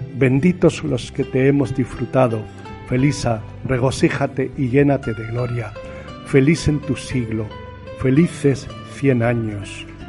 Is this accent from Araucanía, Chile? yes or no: no; La Serena, Coquimbo, Chile; now in Spain; es de mi pueblo, de la provincia de Coquimbo, en La Serena, Chile.